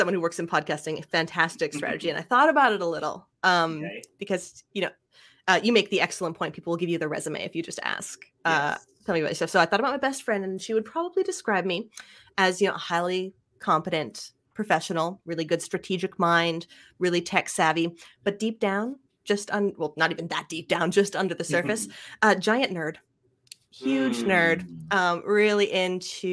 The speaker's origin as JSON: {"language": "English", "town": "Ottawa", "region": "Ontario", "country": "Canada", "tie": "born or raised there", "also_born_or_lived": "Montreal / New Brunswick", "lives_now": "Western Quebec, Canada", "said": "I grew up in Ottawa is the town I grew in."}